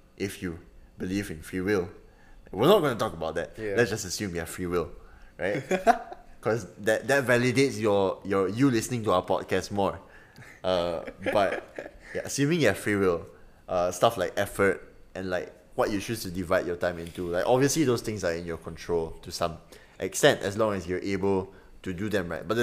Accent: Kuching, Sarawak, Malaysia; moved away as an adult; now in London, United Kingdom; I'm from Sarawak.

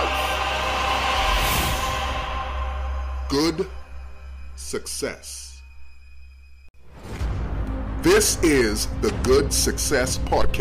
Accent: Nassau, New Providence, Bahamas; I was born in the beautiful islands of the Bahamas that has 700 islands. And so it's just been great living here and growing up here.

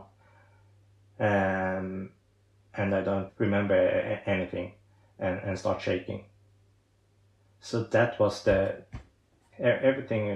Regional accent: Sweden; English is a second language; I'm from Sweden, I'm a professional disability golfer

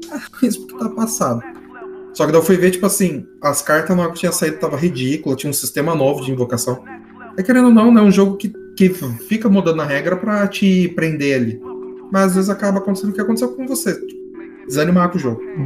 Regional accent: Taubaté, São Paulo, Brazil; Cataguá é meu lindíssimo bairro onde eu nasci, nascido e criado em Cataguá.

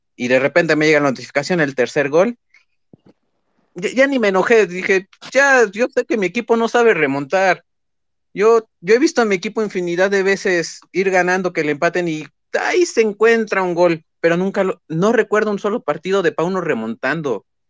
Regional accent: Puebla, Mexico; soy de Puebla

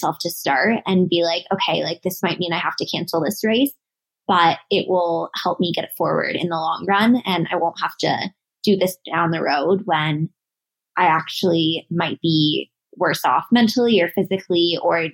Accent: Denver, Colorado, United States; I'm from Denver. Well, Denver area

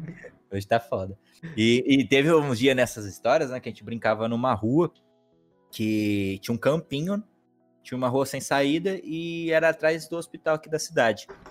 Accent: Aguaí, São Paulo, Brazil; accent: meio paulistano e meio mineiro; Minha infância foi aqui em Aguaí, no interior de São Paulo

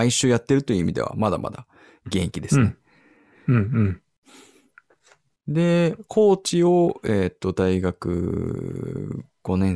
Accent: Los Angeles, California, United States; moved away; まあ僕もロス出身なので、

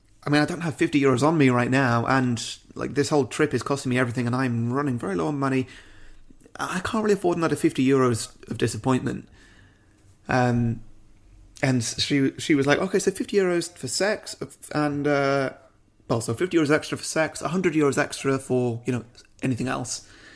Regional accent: United Kingdom; Yeah, of course. Yeah. I'm British.

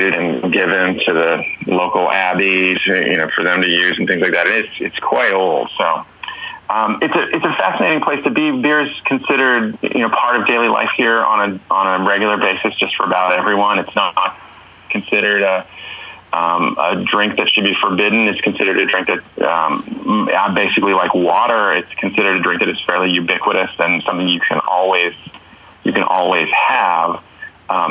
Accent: California, United States; now in Czech Republic; I'm from California

